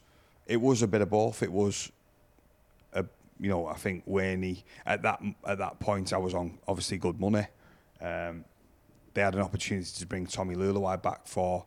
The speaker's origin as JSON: {"language": "English", "town": "Salford", "region": "North West England", "country": "United Kingdom", "said": "I don't think he realised I was a Saints lad at first, honestly, because I come from Salford."}